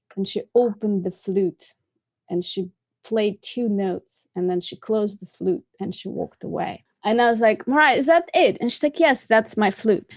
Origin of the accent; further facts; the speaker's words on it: Moscow, Russia; moved away as an adult; also born or lived in Massachusetts, United States; I was born in Moscow and I came to America in nineteen ninety-six